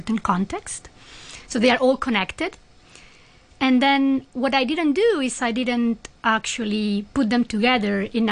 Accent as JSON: {"language": "English", "country": "Spain", "moved": "yes", "said": "I'm from Spain, so all my family is in Spain"}